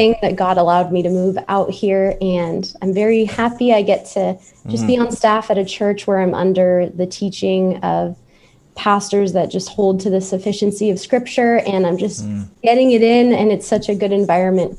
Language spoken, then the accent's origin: English; San Diego, California, United States; I was born in San Diego